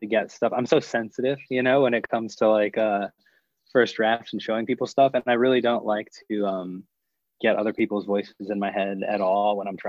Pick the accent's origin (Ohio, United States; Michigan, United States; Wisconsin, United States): Ohio, United States; Cleveland; moved away as an adult; also born or lived in Maryland; Cleveland, Ohio, or a suburb just outside of Cleveland, Ohio.